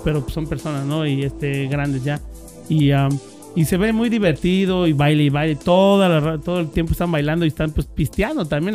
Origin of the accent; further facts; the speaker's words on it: Querétaro, Mexico; yo soy allí de Querétaro, Querétaro